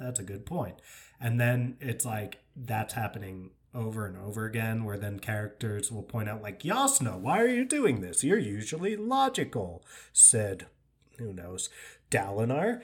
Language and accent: English; New York, United States; I'm from New York.